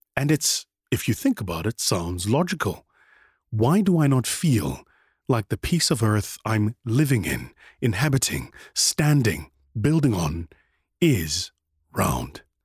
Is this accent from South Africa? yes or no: yes; South Africa; my home country, South Africa